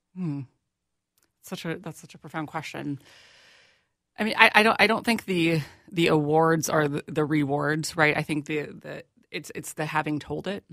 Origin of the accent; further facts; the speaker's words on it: Plymouth, Minnesota, United States; i grew up in, in plymouth